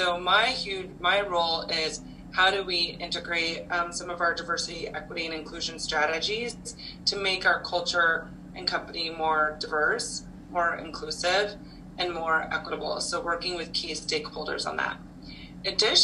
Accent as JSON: {"language": "English", "region": "Nebraska", "country": "United States", "moved": "as an adult", "said": "I'm originally from Nebraska, so I moved around quite a bit after college"}